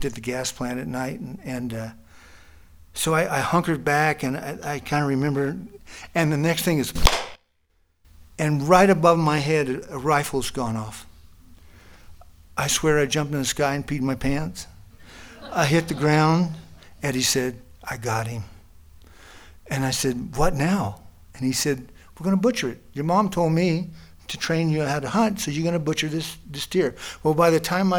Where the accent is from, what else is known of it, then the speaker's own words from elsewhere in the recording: Northwest New Mexico, United States; now in Southwest Colorado, United States; 1967 it was, Northwest New Mexico. I grew up out on the Navajo Reservation